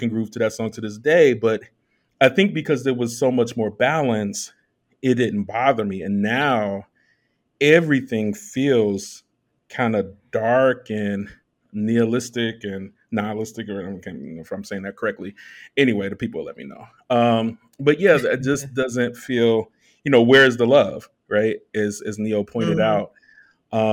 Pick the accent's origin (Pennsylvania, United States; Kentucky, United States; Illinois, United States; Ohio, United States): Illinois, United States; Chicago; I'm from the south side of Chicago